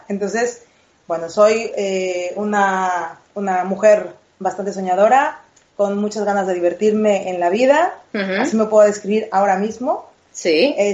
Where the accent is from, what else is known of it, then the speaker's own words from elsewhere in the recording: Veracruz, Mexico; moved away as an adult; now in Madrid, Spain; Yo, mira, eh, nací en Veracruz, en México, hace 33 hermosas primaveras.